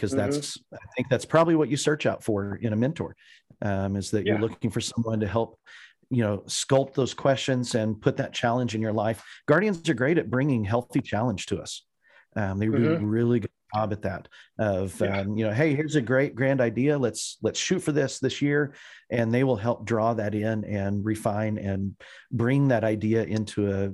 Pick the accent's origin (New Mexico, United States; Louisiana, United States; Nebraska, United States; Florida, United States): New Mexico, United States; Clovis; moved away as an adult; also born or lived in Texas / Colorado; now in Indiana, United States; I was born in the Southwest in Clovis, New Mexico, out on the Eastern Plains, which if you're looking at a map is actually only like 9 miles away from the Texas border. And so we grew up pretty close to the West Texas Panhandle